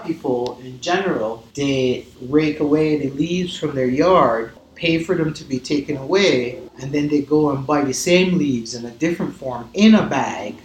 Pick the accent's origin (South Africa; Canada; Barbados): Barbados; moved away as an adult; also born or lived in Colorado / Taos; now in Santa Fe, United States; I'm originally from Barbados, and then when I moved to the States like 20 years ago